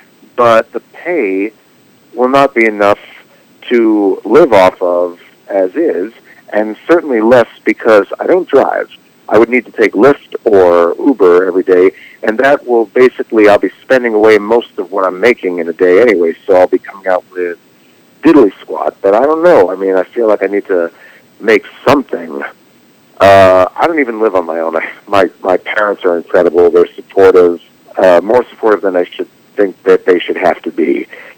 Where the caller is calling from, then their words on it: Los Angeles, California, United States; Oh, I'm calling from Los Angeles.